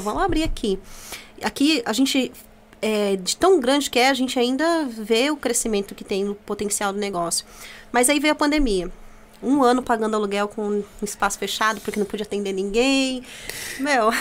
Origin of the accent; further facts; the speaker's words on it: Itaquaquecetuba, São Paulo, Brazil; also born or lived in Jundiapeba, Mogi das Cruzes; now in Mogi das Cruzes, Brazil; Eu sou de Taquaquecetuba